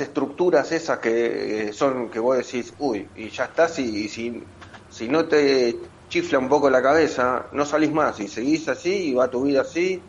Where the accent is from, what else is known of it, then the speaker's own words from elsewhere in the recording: Avellaneda, Buenos Aires Province, Argentina; somos todos de Villa Domínico, partido de Avellaneda.